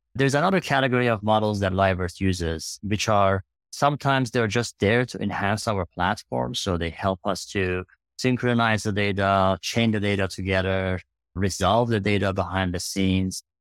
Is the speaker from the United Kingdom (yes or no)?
no; Iran; moved away as an adult; now in United States; I grew up in Iran.